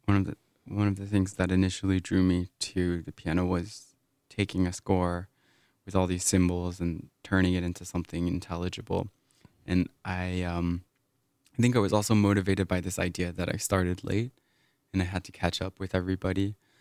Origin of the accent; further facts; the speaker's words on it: Massachusetts, United States; moved away; Whereas where I was growing up in Massachusetts, I would say looking back was a pretty toxic environment that promoted mediocrity and shunned any kind of exceptionalism.